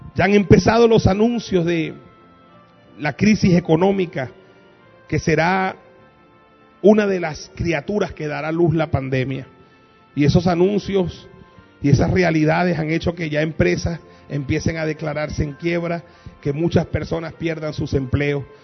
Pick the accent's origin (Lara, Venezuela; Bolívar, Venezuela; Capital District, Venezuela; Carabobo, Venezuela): Capital District, Venezuela; Caracas; Yo como venezolano y como persona que me crié en el 23 de enero en Caracas